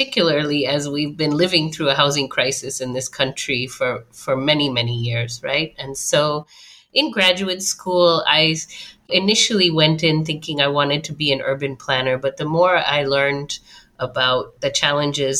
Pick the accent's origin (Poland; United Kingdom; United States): United States; Chicago, Illinois; I grew up in the Chicago metro area